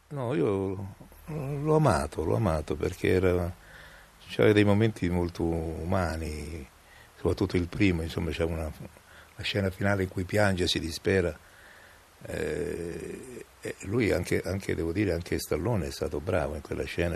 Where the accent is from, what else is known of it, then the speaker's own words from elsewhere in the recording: Rome, Lazio, Italy; accent: romanesco; il mio accento, eh, si sentisse troppo romanesco